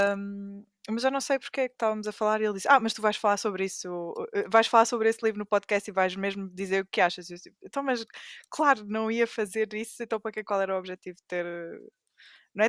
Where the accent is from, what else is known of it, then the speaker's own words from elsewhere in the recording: Amadora, Lisbon, Portugal; eu especificamente sou daquelas poucas pessoas que são da Amadora e nasceram na Amadora